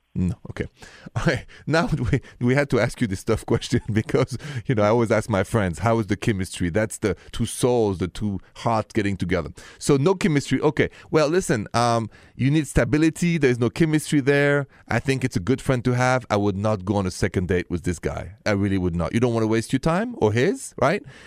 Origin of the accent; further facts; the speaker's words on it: Paris, Île-de-France, France; accent: thick French; English is a second language; moved away; Paris, France, where I and my thick accent are from